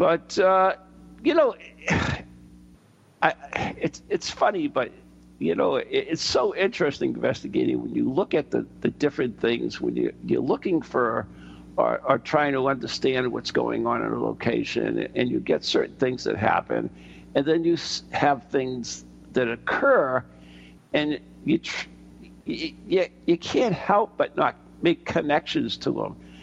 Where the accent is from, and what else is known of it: United States